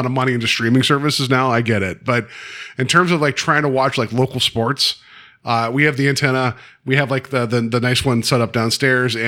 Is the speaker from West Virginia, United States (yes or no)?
yes; North Central West Virginia, United States; I grew up in North Central West Virginia.